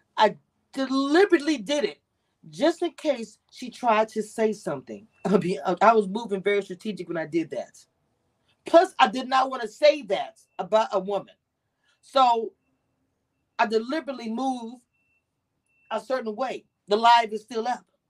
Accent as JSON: {"language": "English", "region": "Louisiana", "country": "United States", "said": "I'm from Louisiana. We a big ass family."}